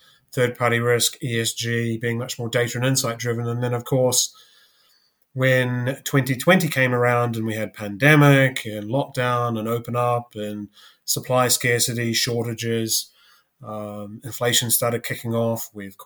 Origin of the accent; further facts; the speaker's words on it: New Zealand; moved away as an adult; also born or lived in Canada; now in London, United Kingdom; I'm originally from New Zealand. went to university there. You know, grew up there